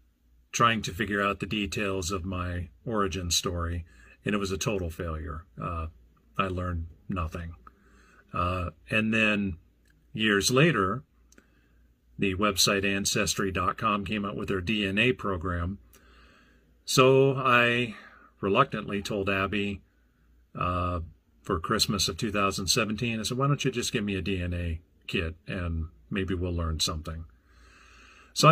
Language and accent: English; Burlington, Iowa, United States; also born or lived in Clinton; I was born in Clinton, Iowa, and moved almost immediately to Burlington.